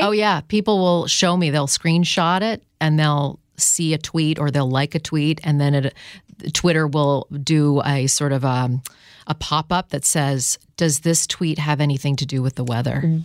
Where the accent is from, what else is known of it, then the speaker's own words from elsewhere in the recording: Canada; in Canada growing up